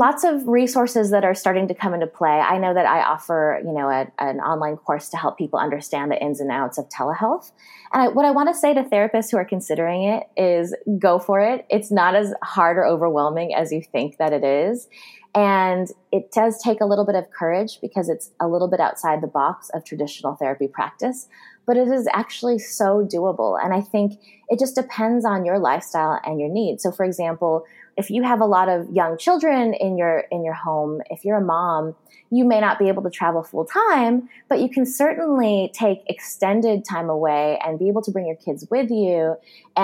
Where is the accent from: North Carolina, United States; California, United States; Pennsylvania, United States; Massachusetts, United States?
California, United States; I'm from California